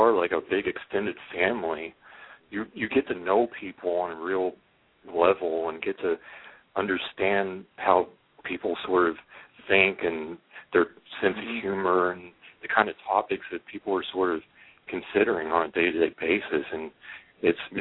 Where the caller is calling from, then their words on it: Oklahoma, United States; I'm calling in from Oklahoma